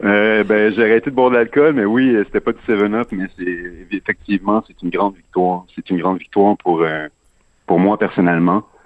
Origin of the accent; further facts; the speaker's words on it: Chambly, Quebec, Canada; moi, je suis je suis pas natif de Montréal, je suis natif de Chambly.